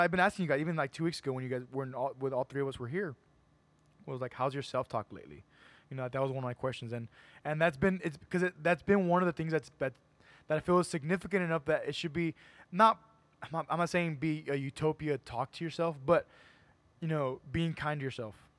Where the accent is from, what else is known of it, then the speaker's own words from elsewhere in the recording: McAllen, Texas, United States; we're all from Edinburgh, we're all from McAllen, we're all from the area